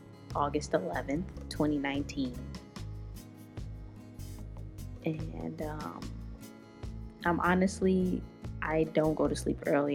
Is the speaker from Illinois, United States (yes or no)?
yes; Chicago, Illinois, United States; I'm from Chicago